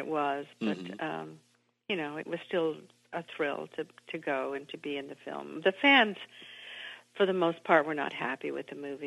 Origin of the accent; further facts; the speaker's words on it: Memphis, Tennessee, United States; moved away as an adult; also born or lived in New York; I grew up in Memphis, Tennessee